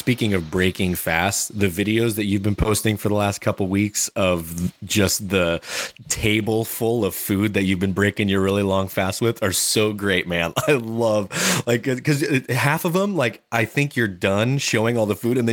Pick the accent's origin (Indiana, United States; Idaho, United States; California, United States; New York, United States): Idaho, United States; I'm from Idaho. You're talking to the potato land over here